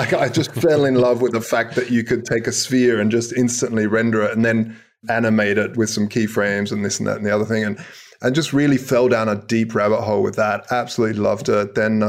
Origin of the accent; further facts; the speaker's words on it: South Australia, Australia; I grew up in Australia, hence the wacky accent. But basically, my mother moved and immigrated to Australia when I was like 5 or 6. And from there, I just sort of, we stayed there and grew up in South Australia, down south.